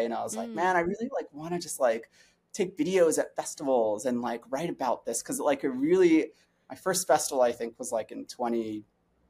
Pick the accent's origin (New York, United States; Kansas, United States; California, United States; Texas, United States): New York, United States; New York City; I'm from New York City originally, born and raised. I'm a Brooklyn kid.